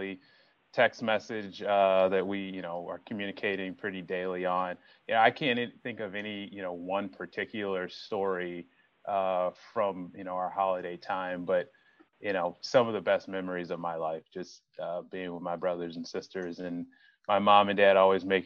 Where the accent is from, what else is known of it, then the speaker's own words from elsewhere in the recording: Chicago, Illinois, United States; I grew up in the South Suburbs of Chicago.